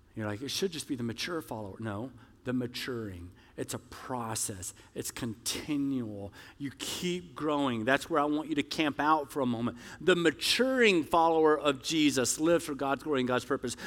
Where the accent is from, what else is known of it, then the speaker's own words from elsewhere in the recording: the South, United States; I'm from the South